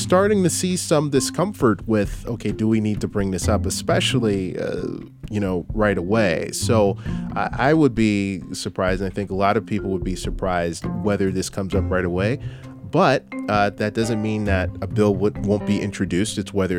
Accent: Minneapolis, Minnesota, United States; I come from Minneapolis, St. Paul. I worked in television for many, many, many years.

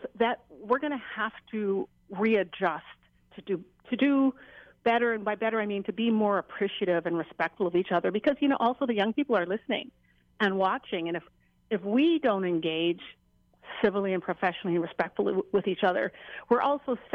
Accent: Jamaica; now in Hawaii, United States; as a Jamaican

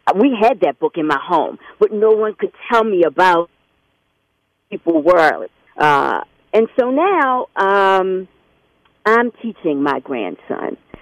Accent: Baltimore, Maryland, United States; so I grew up in Baltimore school, city schools.

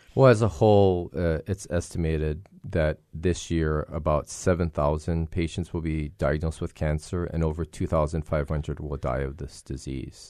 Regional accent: Hilo, Hawaii, United States; growing, growing up in Hilo

